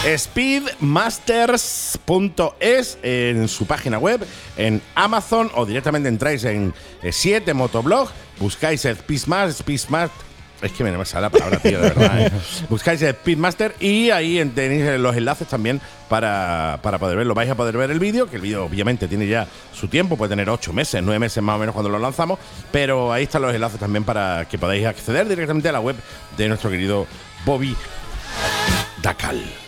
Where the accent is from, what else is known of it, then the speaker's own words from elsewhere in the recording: Málaga, Andalusia, Spain; somos malagueños